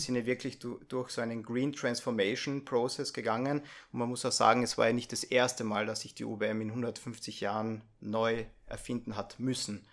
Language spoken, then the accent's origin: German; near Lake Millstatt, Carinthia, Austria; accent: Carinthian dialect; moved away as an adult; now in Vienna, Austria; komme ich ursprünglich aus Kärnten. so ganz habe ich meinen Dialekt noch nicht abgelegt. Ähm, bin in der Nähe vom Mühlstädter See äh, geboren und aufgewachsen